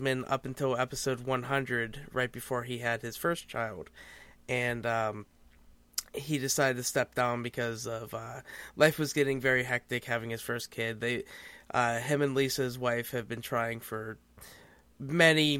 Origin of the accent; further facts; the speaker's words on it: Pennsylvania, United States; I hail from the Pennsylvanias of America